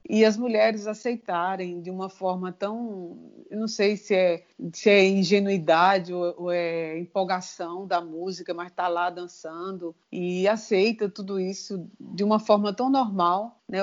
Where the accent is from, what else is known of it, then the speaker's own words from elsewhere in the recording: Sertânia, Pernambuco, Brazil; now in Recife, Brazil; eu sou do interior de Sertânia